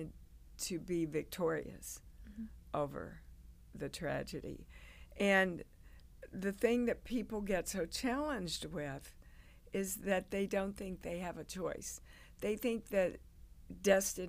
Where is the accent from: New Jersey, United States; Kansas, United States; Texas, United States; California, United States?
Kansas, United States; moved away as an adult; also born or lived in New York; I grew up in Kansas. I'd never been out of Kansas in my life